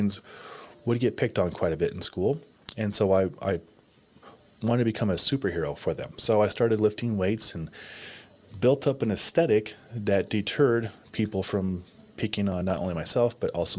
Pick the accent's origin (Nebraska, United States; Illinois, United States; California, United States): Nebraska, United States; Omaha; growing up in Omaha, Nebraska, parents were married up until the day they passed